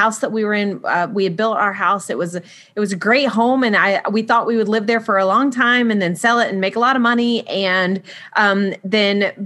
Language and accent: English; Florida, United States; moved away as an adult; now in South Carolina, United States; we moved from Florida where I had all my babies and been raised